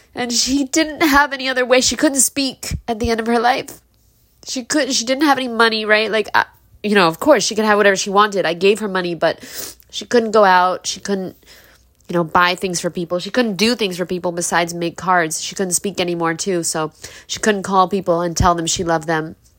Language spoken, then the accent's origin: English; New York City, New York, United States; we're poor people from Brooklyn